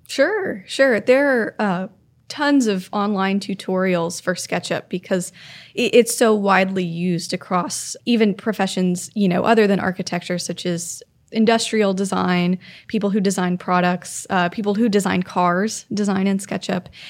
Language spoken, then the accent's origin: English; Florida, United States; moved away; Growing up in Florida, most of the town I grew up in was built in the nineteen fifties